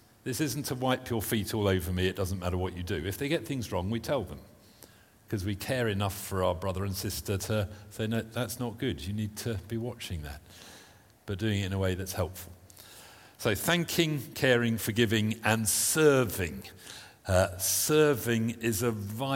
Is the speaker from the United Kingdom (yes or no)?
yes; United Kingdom; being British